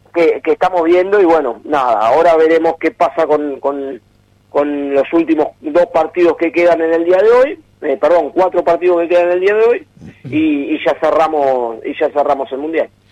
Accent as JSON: {"language": "Spanish", "country": "Argentina", "said": "uno lo ve por como argentino"}